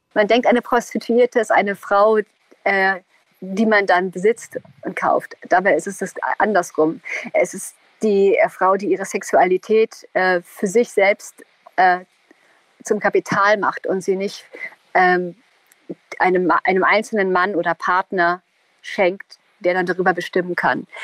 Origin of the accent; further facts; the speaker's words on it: East Germany, Germany; ich komme aus dem Osten.